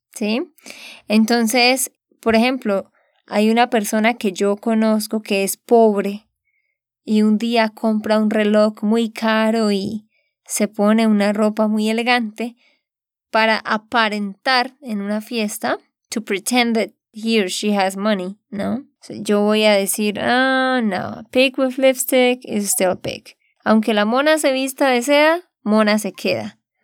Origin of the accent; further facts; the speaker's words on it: Santander, Colombia; de Santander, Colombia